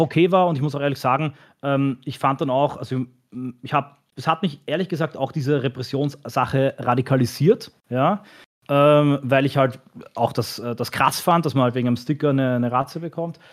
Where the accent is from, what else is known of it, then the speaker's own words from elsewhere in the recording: Austria; ich bin als Österreicher